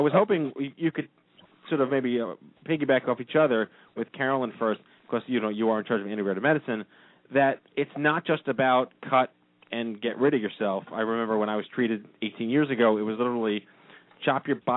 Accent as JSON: {"language": "English", "region": "New York", "country": "United States", "said": "I'm from New York."}